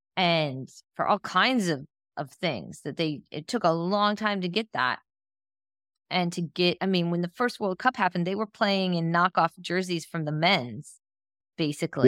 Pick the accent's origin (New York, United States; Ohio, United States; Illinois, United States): Ohio, United States; Northeastern; I'm from Ohio, Northeastern Ohio